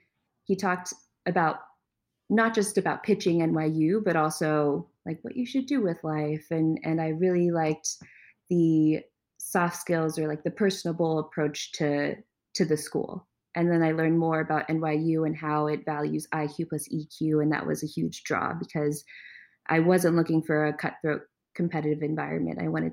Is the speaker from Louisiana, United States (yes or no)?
no; Maryland, United States; I grew up in Maryland primarily. I say this because I was an Army brat, so we moved around beforehand, but I spent the most time in Maryland.